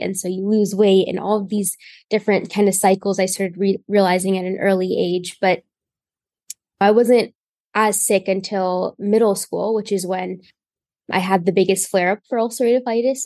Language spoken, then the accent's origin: English; Indiana, United States; I am from Indiana. I've gotten care in Indiana my whole life